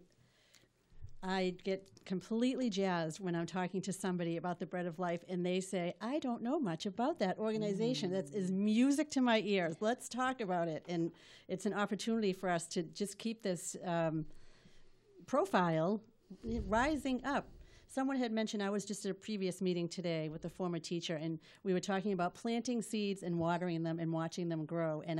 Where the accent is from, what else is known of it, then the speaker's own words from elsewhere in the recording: Malden, Massachusetts, United States; now in Melrose, United States; My roots are here. I was born in Malden. I live in Melrose now